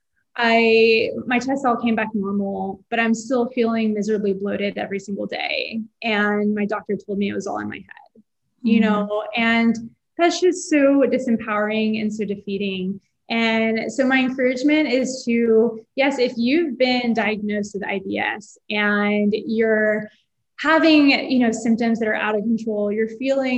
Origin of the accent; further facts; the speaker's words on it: Houston, Texas, United States; I'm from Houston and I'd say there's this restaurant in Houston that I grew up going to for brunch